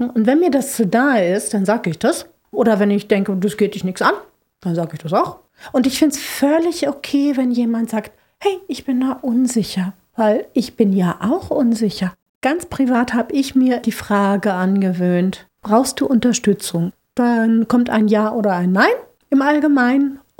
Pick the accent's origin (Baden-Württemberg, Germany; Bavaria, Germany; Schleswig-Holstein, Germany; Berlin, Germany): Berlin, Germany; Also, ich bin Berliner, weil ich das sage.